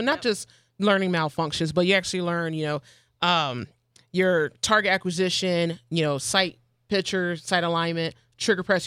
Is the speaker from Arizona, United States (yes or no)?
yes; Arizona, United States; I'm from out of state. I'm from Arizona